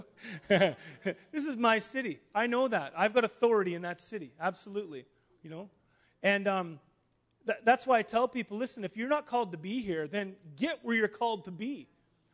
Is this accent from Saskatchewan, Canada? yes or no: yes; Star City, Saskatchewan, Canada; now in Winnipeg, Canada; I'm from Star City, Saskatchewan